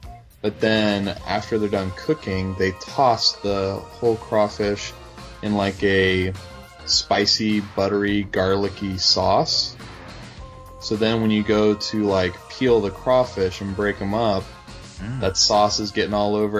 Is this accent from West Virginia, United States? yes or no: yes; West Virginia, United States; moved away; I grew up in West Virginia